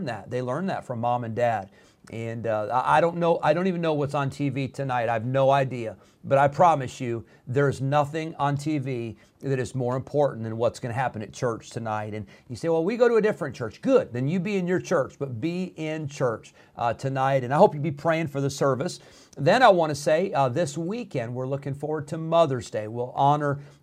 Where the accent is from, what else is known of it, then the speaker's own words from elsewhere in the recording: Illinois, United States; moved away; When I was growing up in Illinois